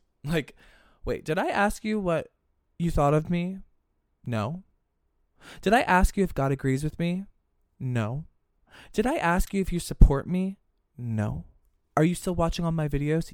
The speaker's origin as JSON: {"language": "English", "region": "Pennsylvania", "country": "United States", "tie": "born or raised there", "said": "growing up in Pennsylvania"}